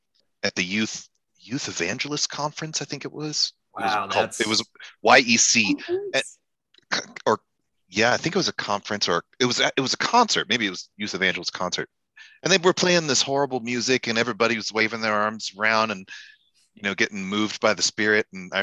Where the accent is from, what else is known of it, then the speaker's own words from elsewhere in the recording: Virginia, United States; I also grew up Baptist, but in Virginia